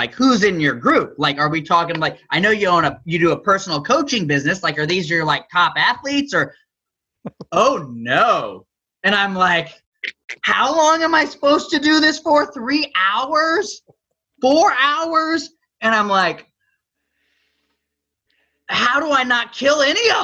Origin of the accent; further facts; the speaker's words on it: Southern Illinois, United States; I grew up in Southern Illinois, no ocean, no real water, corn, cows, woods